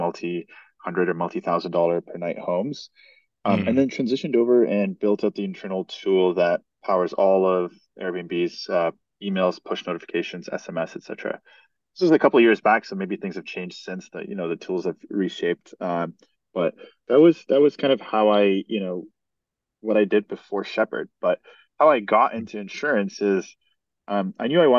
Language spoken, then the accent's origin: English; Canada; So I grew up in Canada, went to school in Canada, and right outside of Toronto, I studied psychology and economics.